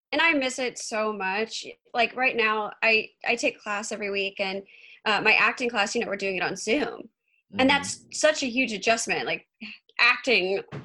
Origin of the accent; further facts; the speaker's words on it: Georgia, United States; now in Los Angeles, United States; I grew up in Georgia. And then I've been, LA is my home now.